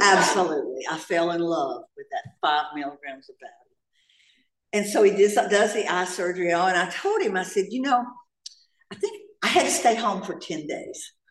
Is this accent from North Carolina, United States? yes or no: yes; North Carolina, United States; also born or lived in Atlanta, Georgia; now in Laguna Niguel, United States; I'm from Atlanta, Georgia. Well, I'm from North Carolina originally, but I moved here from Atlanta, Georgia